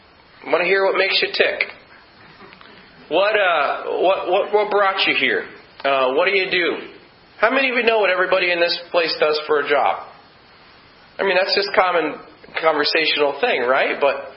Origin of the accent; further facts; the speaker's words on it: Scotland, United Kingdom; I'm Scottish, by the way.